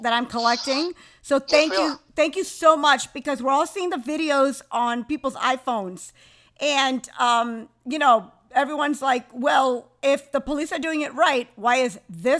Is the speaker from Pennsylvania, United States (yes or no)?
no; New York, United States; I'm just a New Yorker through and through